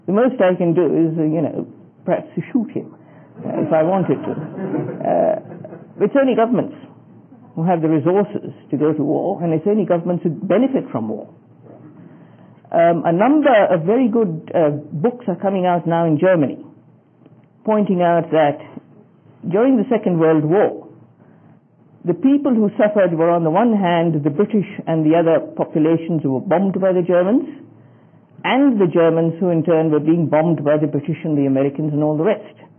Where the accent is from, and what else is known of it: Australia